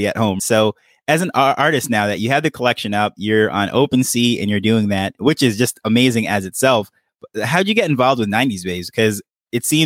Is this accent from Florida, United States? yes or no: no; New York, United States; I'm Jamaican, by the way, can't tell by the accent because I grew up in New York